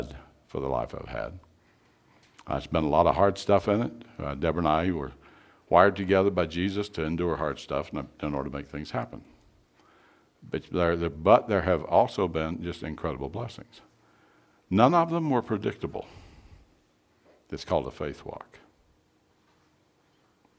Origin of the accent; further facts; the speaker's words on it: East Tennessee, United States; I grew up in East Tennessee, almost Virginia, almost North Carolina, in an industrial town, about 40,000